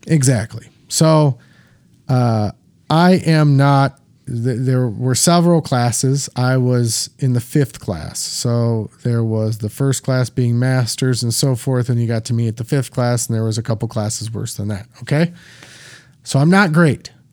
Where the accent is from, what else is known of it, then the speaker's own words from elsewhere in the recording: Minneapolis, Minnesota, United States; in my hometown